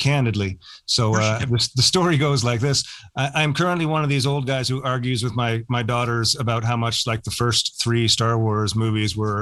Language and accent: English; St. John's, Newfoundland and Labrador, Canada; I grew up in St. John's